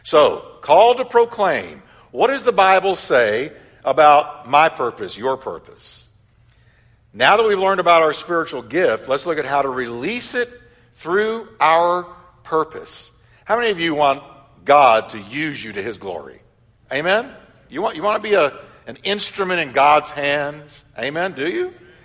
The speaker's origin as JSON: {"language": "English", "region": "Texas", "country": "United States", "tie": "born or raised there", "said": "I was raised in Texas"}